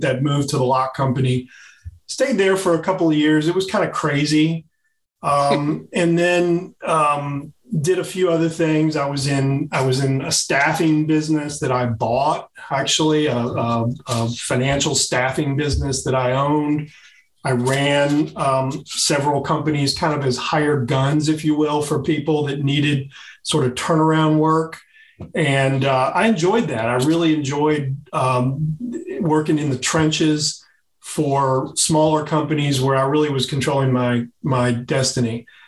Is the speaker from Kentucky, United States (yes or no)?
yes; Louisville, Kentucky, United States; also born or lived in Virginia; Louisville, Kentucky, my hometown